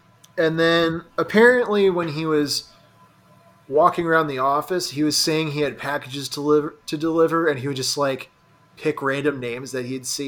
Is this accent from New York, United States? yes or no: yes; Utica, New York, United States; Well, I'm from Utica. I've never heard anybody use the phrase steamed hams.